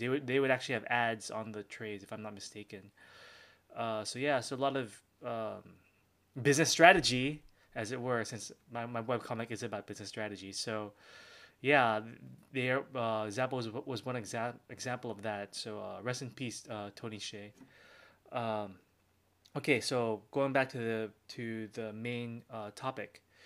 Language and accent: English; Philippines; I'm Filipino